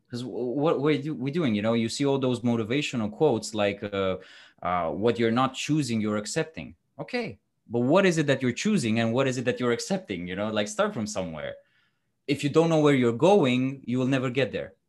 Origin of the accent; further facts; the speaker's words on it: Romania; moved away as an adult; also born or lived in London / Dubai; I'm originally from Romania